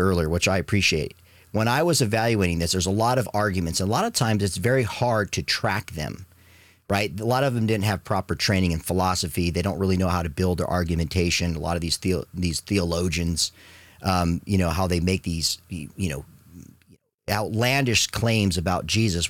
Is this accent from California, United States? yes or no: no; Arizona, United States; my Catholic family when I was growing up in Arizona